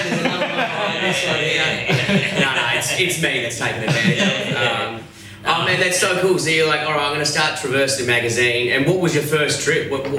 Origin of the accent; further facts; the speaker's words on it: Perth, Western Australia, Australia; I'm from Perth.